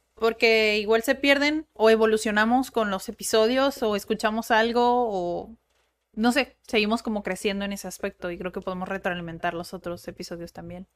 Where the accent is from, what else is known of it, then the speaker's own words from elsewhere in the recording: Mexico; yo soy mexicana y también tengo esa cultura